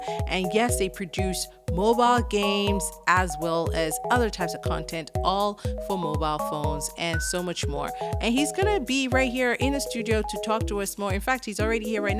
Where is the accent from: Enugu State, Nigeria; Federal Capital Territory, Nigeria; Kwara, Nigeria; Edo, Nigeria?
Kwara, Nigeria; Ilorin; I grew up in Ilorin, yeah.